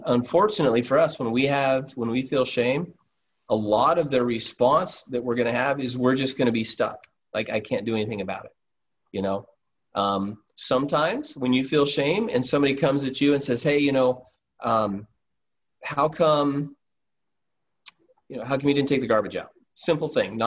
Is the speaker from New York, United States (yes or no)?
no; Alaska, United States; I'm from Alaska